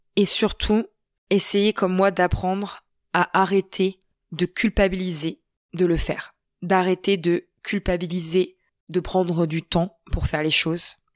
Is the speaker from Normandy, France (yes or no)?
yes; Normandy, France; chez nous en Normandie